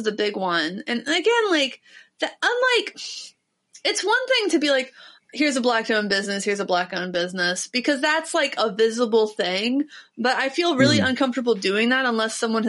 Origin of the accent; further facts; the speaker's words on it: Ohio, United States; I'm from Ohio